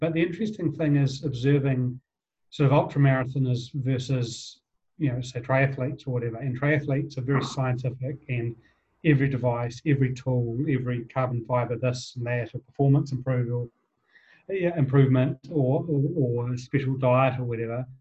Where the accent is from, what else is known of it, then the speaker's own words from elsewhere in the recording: Wellington, New Zealand; I grew up in Wellington